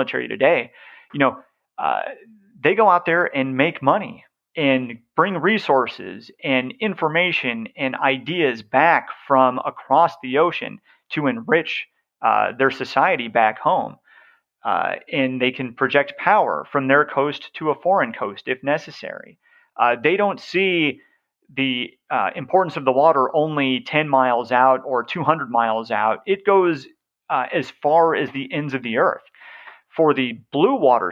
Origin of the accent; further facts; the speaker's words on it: the West, United States; I'm from the West